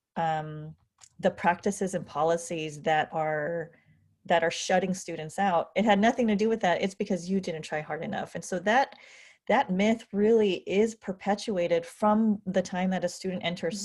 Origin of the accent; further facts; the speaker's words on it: California, United States; I was born and raised in California